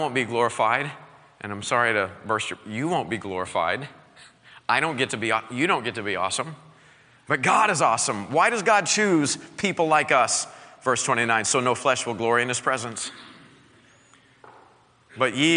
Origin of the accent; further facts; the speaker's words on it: Southwest Missouri, United States; I grew up in Southwest Missouri. I am a bona fide hillbilly